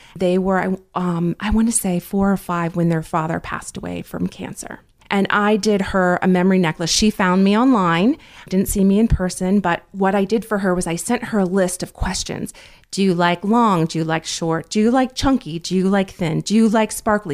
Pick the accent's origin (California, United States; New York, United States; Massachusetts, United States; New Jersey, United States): New Jersey, United States; also born or lived in North Carolina; my father was transferred to New Jersey when I was very young, so I did grow up in New Jersey